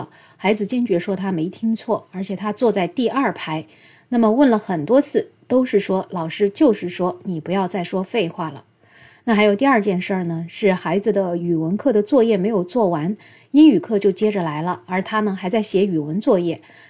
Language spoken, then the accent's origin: Chinese; China; 所以经常有人说，哎，我们中国人为什么不快乐呢？